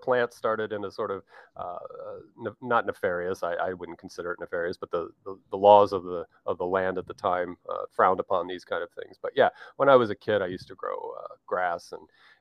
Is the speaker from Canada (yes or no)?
no; United States; being the American that I am